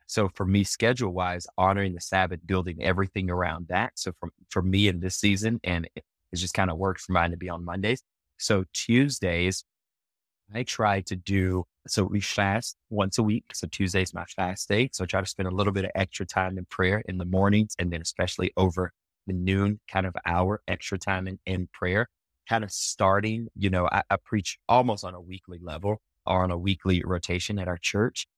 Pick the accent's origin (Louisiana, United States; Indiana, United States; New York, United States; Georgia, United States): Louisiana, United States; Lake Charles; moved away as an adult; now in Colorado Springs, United States; I'm actually from Southwest Louisiana, so a town